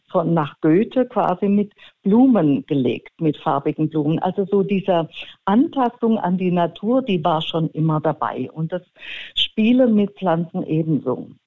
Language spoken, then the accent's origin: German; Stuttgart, Baden-Württemberg, Germany; Und mein Onkel war der Dorfarzt in Stuttgart-Seelenbuch, wo ich aufgewachsen bin.